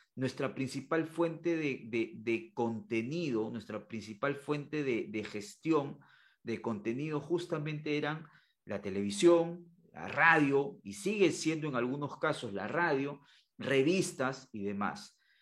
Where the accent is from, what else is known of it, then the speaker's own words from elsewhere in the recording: Peru; la, educación de, de mi país, en este caso de Perú